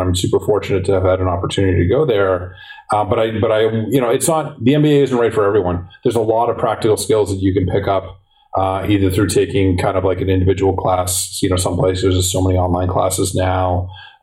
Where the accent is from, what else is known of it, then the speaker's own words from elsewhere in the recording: Boston, Massachusetts, United States; also born or lived in San Francisco; I'm a Bostonian through and through to the heart, love this city.